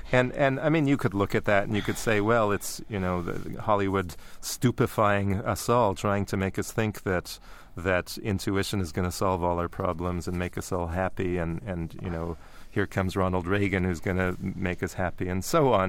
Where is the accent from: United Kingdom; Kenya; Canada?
Canada; growing up in Canada